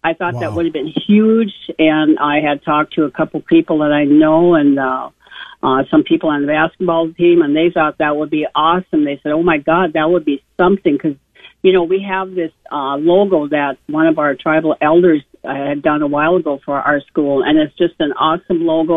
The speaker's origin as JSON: {"language": "English", "area": "Spirit Lake Reservation", "region": "North Dakota", "country": "United States", "said": "I'm from Spirit Lake Reservation in North Dakota"}